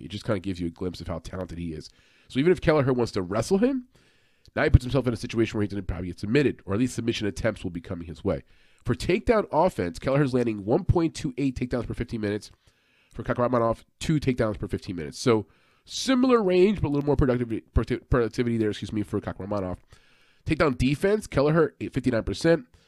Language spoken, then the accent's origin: English; New York, United States; I'm from New York